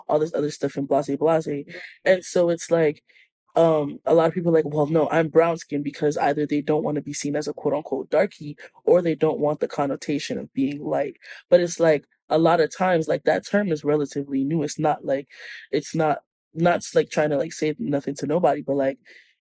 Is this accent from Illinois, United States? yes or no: no; New York, United States; I'm from New York